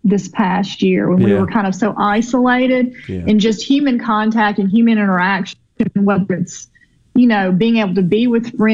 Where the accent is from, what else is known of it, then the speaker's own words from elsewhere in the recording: Mississippi Delta, United States; I am a Delta girl